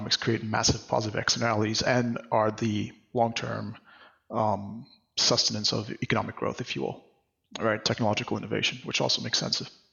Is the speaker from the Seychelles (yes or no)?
yes; Mahé, Seychelles; now in New York City, United States; I'm from Seychelles, which is an archipelago off the east coast of Africa. I grew up, you know, in a country, or like on the main island